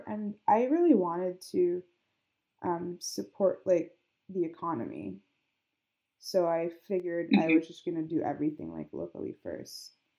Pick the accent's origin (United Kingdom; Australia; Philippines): Philippines; I'm Filipino, so the way I treat, like, people, it's like you're always, like, family.